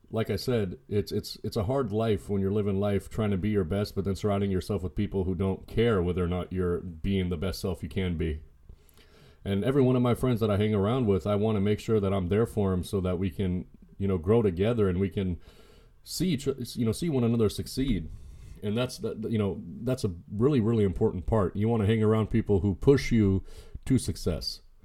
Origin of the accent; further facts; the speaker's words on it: United States; I was born in the States. I was born in the United States, and, and I'm happy to be American